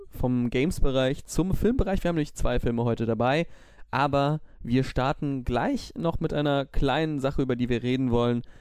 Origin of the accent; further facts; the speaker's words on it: Düsseldorf, North Rhine-Westphalia, Germany; Wir als Düsseldorfer sind ja ähm, da vielleicht nicht so häufig, sind wir ehrlich